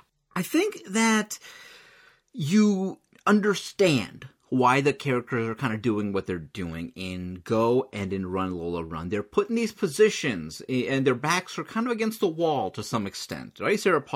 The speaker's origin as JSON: {"language": "English", "country": "India", "said": "Could it be that I'm Indian"}